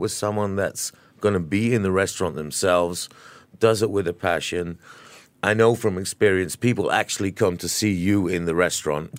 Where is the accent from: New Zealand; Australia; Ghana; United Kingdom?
New Zealand; now in Singapore; I grew up in New Zealand myself